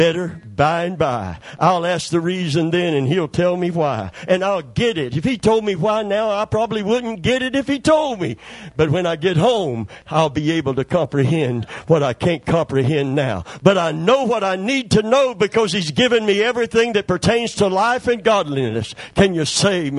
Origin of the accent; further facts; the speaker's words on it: Kentucky, United States; I'm from Kentucky